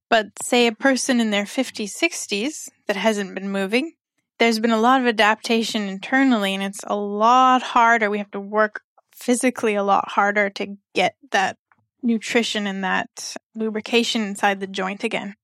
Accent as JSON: {"language": "English", "country": "Canada", "also_born_or_lived": "Mexico / Nepal", "moved": "as an adult", "lives_now": "Kuwait", "said": "I'm a physiotherapist from Canada, and I've been in Kuwait for almost eleven months"}